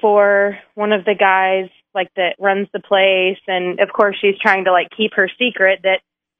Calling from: Springdale, Arkansas, United States; calling from Springdale.

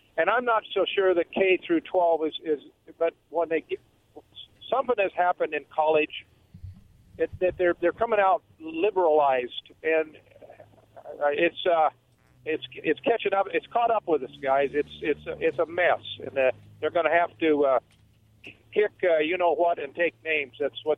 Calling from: Umatilla, United States; Oh, Sparky's back from Umatilla.

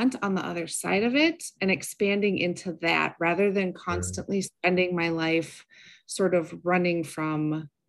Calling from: Minnesota, United States; I am in the frozen tundra of Minnesota.

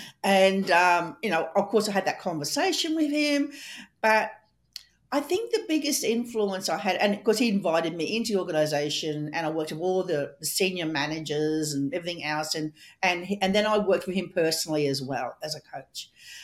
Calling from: Australia; And I'm coming from Australia and Melissa's coming all the way from Canada.

